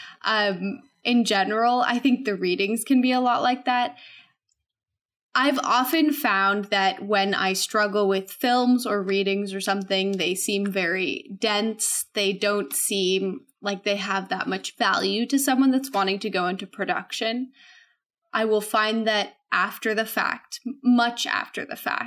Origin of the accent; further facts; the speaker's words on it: Whidbey Island, Washington, United States; moved away as an adult; also born or lived in New Haven, Connecticut; I am originally from Whidbey Island, Washington State, which is like this little teeny island north of Seattle.